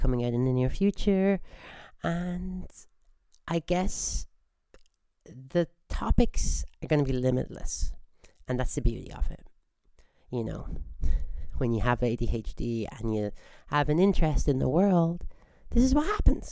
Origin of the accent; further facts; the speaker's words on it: Squamish, British Columbia, Canada; I hail from Squamish